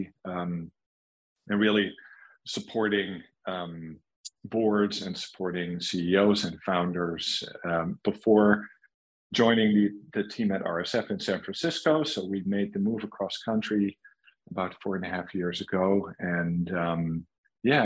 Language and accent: English; Netherlands; moved away as an adult; also born or lived in south of Germany / New York; I grew up in the Netherlands